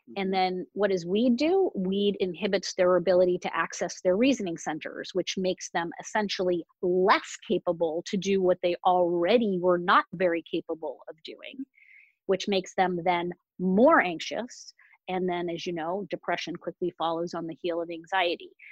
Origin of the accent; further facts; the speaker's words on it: Boston, Massachusetts, United States; normally I'm in the back bay of Boston, Massachusetts